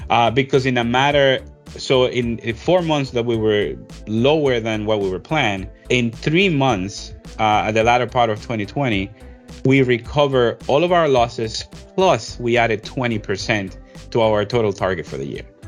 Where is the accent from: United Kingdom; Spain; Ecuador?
Ecuador; also born or lived in New York; now in Georgia, United States; I'm originally from Ecuador, in South America